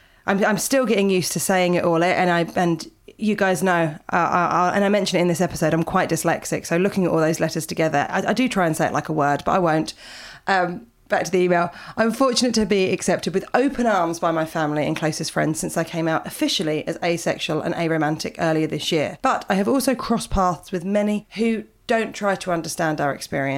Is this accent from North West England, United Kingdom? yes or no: no; Yorkshire and the Humber, United Kingdom; now in Copenhagen, Denmark; I grew up in West Yorkshire, but I'm currently living in Copenhagen, and it's been tough this year.